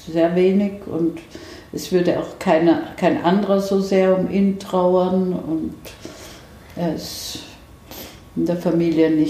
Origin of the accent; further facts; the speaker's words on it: Vienna, Austria; born there; Also ich bin in Wien geboren und äh, habe in Österreich noch immer ein Haus, nicht sehr weit von Wien entfernt.